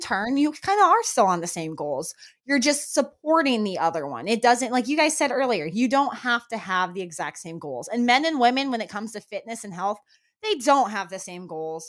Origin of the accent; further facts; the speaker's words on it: New Mexico, United States; now in Florida, United States; I grew up in New Mexico where that was a very, very common thing